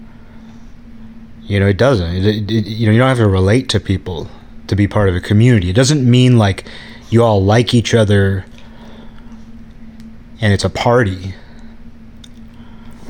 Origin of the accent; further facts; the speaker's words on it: Kirkland, Washington, United States; moved away; living in Kirkland, Washington, a suburb of Seattle